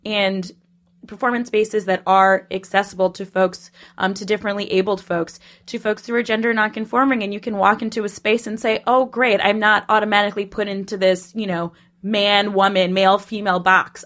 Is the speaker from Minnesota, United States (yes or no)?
yes; Minnesota, United States; moved away as an adult; also born or lived in Poughkeepsie; now in New York, United States; I'm originally from Minnesota